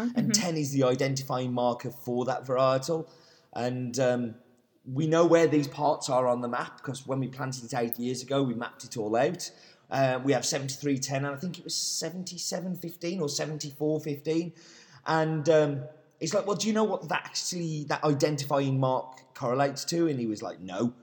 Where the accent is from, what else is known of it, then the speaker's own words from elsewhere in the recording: England, United Kingdom; being English?